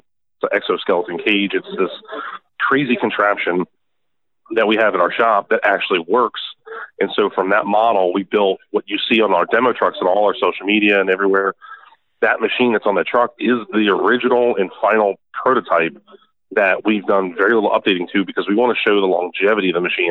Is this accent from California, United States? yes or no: no; Annapolis, Maryland, United States; we're from Maryland, uh, Annapolis, Maryland, right by the Naval Academy